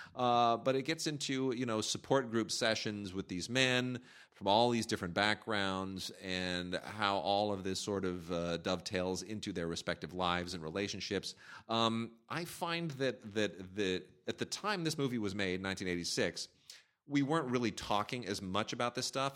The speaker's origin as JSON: {"language": "English", "country": "United States", "said": "I'm an American kid"}